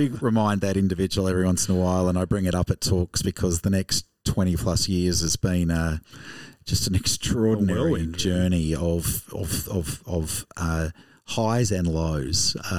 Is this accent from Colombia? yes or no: no; Gawler, South Australia, Australia; born there; Well, I didn't grow up in Gawler. I was born in Gawler.